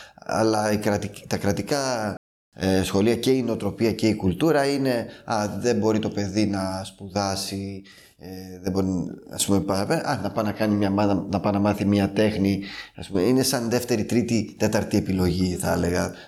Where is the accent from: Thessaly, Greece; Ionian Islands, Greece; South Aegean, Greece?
South Aegean, Greece; Serifos; also born or lived in France; now in Athens, Greece; Εγώ κατάγομαι από τη Σέριφο, ένα μικρό νησί των Κυκλάδων.